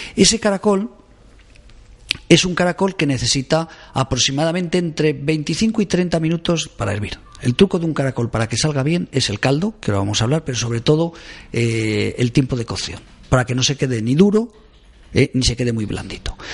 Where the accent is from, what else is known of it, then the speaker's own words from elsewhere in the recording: Caspe, Aragon, Spain; moved away; soy de pueblo, de Caspe